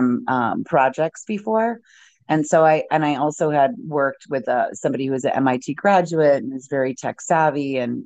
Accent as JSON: {"language": "English", "region": "Midwest", "country": "United States", "tie": "born or raised there", "said": "I grew up in the Midwest and in a very, religious home"}